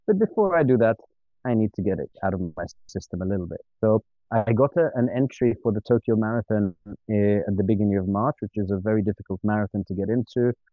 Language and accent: English; Ghana; born there; also born or lived in Tunisia / Switzerland; And uh, I was born in West Africa, in Ghana. And the first five or six years of my life were spent traveling around West Africa. Then we moved to Tunisia. Um, then we went back to Switzerland